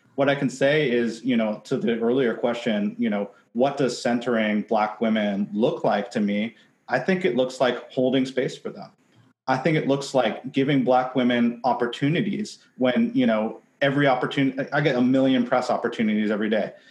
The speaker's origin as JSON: {"language": "English", "town": "Seattle", "region": "Washington", "country": "United States", "said": "I'm from Seattle. I spent my entire career in advertising, ten years in Seattle"}